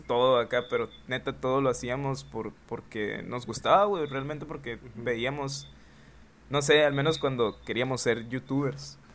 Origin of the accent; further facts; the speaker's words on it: Hermosillo, Sonora, Mexico; en Hermosillo, en Hermosillo, Sonora, que es de donde soy